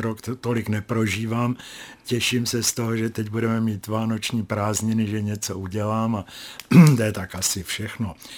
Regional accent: Czechia; jsem z Česka.

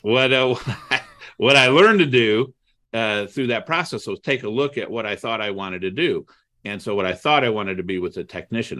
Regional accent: Toledo, Ohio, United States; also born or lived in Cleveland, Ohio; I grew up in Toledo, Ohio.

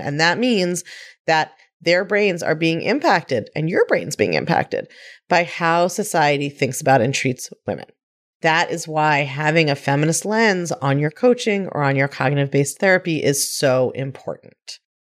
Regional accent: Baltimore, Maryland, United States; I grew up in Baltimore

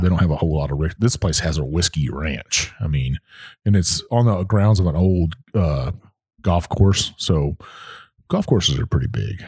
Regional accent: Texas, United States; born or raised there; moved away

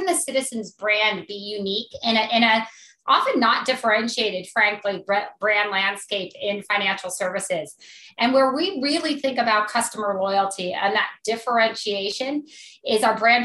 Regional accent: Akron, Ohio, United States; I grew up in Akron, Ohio

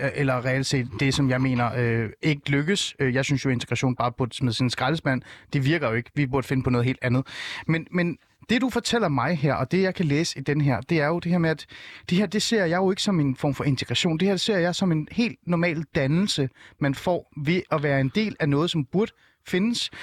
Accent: North Zealand, Capital Region of Denmark, Denmark; Jeg er vokset op i en lille by i Nordsjælland, hvor alle var danskere

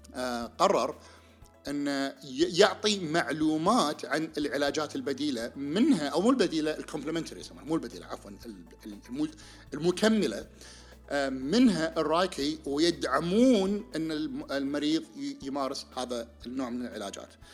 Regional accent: Kuwait; عندنا بالكويت

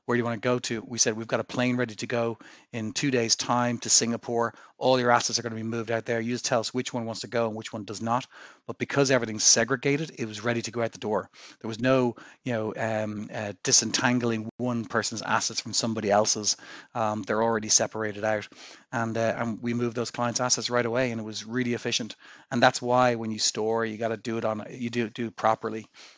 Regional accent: Ireland; I was looking to make my way back to Ireland, my home country.

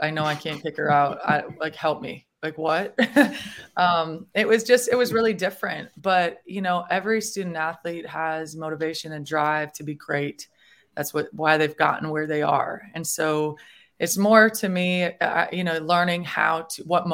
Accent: Minnesota, United States; moved away as an adult; now in Florida, United States; I grew up in Minnesota

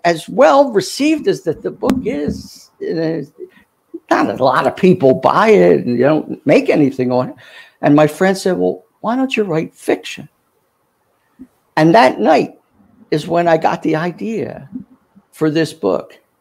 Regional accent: Philadelphia, Pennsylvania, United States; accent: Philly; also born or lived in Atlanta, Georgia / Cincinnati, Ohio; this is my hometown

